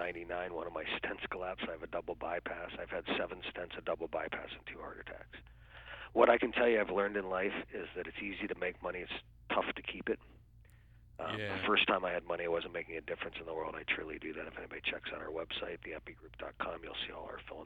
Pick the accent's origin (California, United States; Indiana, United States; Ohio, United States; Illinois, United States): Ohio, United States; Canton; now in Fort Lauderdale, United States; I grew up actually in a very small town called Canton, Ohio